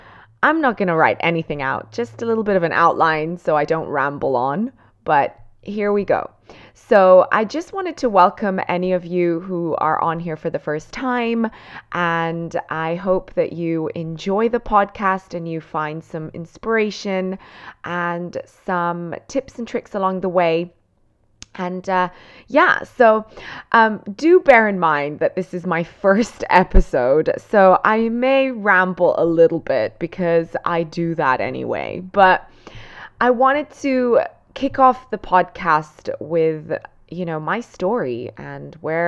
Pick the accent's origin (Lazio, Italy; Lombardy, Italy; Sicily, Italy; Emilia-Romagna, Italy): Lombardy, Italy; Cantù; born there; English is a second language; So I'm Italian and I was born in a small little town called Cantù in the province of Como, which is in Lombardy in Italy. So the northern side of Italy.